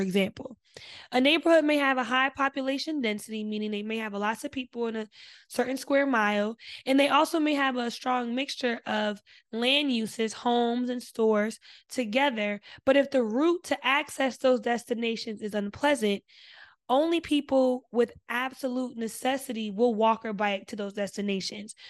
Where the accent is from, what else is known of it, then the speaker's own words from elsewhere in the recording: New Jersey, United States; I'm from Jersey